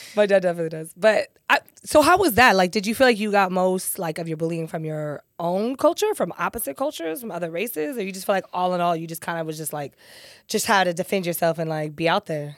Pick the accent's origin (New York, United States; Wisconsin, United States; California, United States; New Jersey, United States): California, United States; San Diego; I grew up in Southeast San Diego